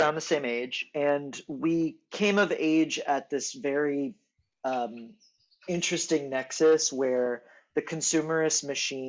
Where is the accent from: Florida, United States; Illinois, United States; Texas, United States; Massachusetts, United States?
Texas, United States; Houston; now in New York, United States; I am raised in Texas. I think I live in New York presently. Right now, we're talking from Tel Aviv.